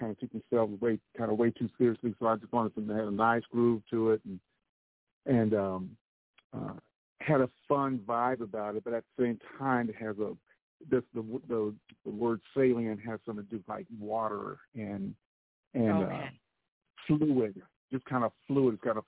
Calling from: Grapevine, Texas, United States; I'm calling from Grapevine, Texas.

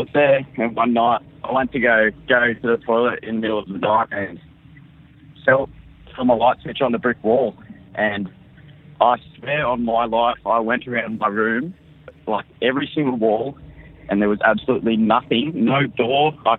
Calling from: Sydney, New South Wales, Australia; Yeah, we've got a fun story. Australia. Sydney, Australia.

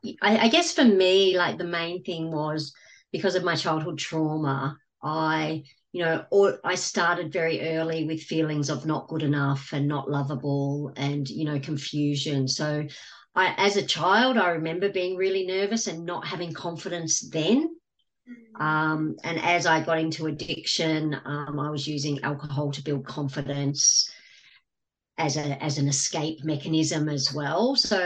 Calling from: Gold Coast, Queensland, Australia; From the Gold Coast in Australia.

